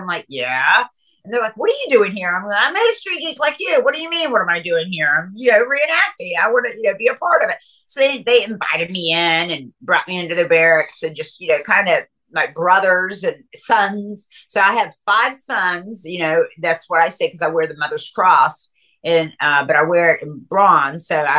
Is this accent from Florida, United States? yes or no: yes; Tallahassee, Florida, United States; I grew up in Tallahassee, Florida